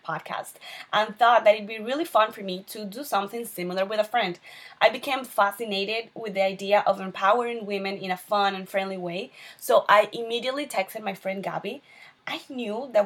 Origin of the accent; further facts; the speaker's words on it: Venezuela; moved away as an adult; now in Miami, United States; I'm originally from Venezuela.